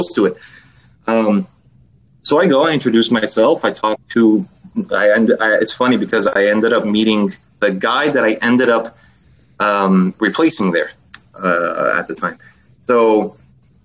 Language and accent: English; Los Angeles, California, United States; I was born and raised. I grew up in Los Angeles.